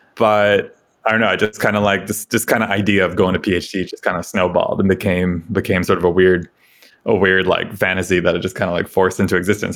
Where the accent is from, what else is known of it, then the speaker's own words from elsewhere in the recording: suburb of New York City, United States; I grew up in New York, uh, you know, kinda sleepy suburb of, uh, New York City